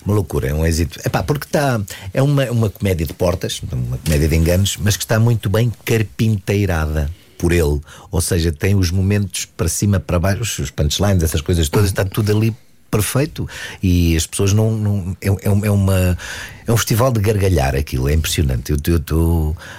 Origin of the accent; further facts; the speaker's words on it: Dundo, Lunda Norte, Angola; Eu nasci em Angola, no Dundo, na Lunda